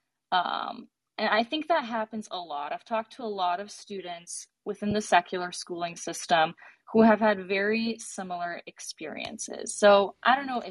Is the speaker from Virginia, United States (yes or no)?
no; Detroit, Michigan, United States; I'm a Detroiter. I grew up here in the Metro Detroit area of Michigan.